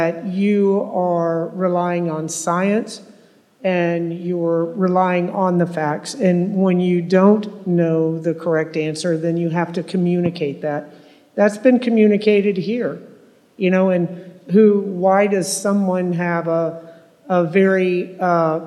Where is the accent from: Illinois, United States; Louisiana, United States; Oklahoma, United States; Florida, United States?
Florida, United States; Tampa; I was born and raised here in Tampa